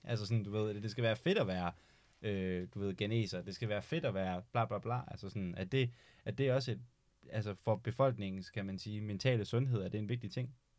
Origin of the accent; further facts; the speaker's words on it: Denmark; som dansker